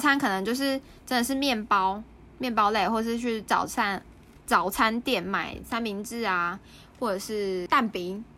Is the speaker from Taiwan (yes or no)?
yes; Taiwan; moved away as an adult; now in South Korea; 两个礼拜后要回台湾嘛